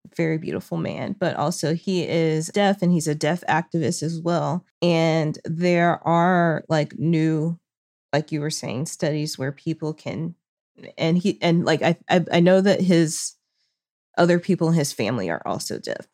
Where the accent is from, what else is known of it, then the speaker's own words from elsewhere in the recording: Arkansas, United States; now in Los Angeles, United States; I'm currently in Arkansas visiting my family